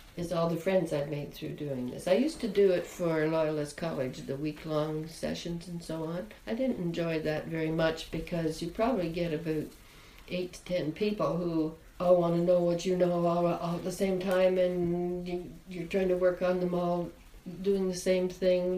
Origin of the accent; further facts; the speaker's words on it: Denbigh, Ontario, Canada; moved away; I come from the North Country